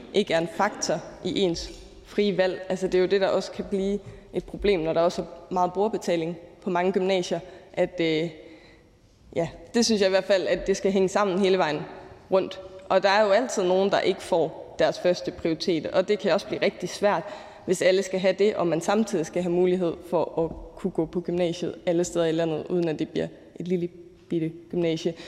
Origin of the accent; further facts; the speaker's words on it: Aarhus, Central Denmark Region, Denmark; Nu er jeg selv fra Aarhus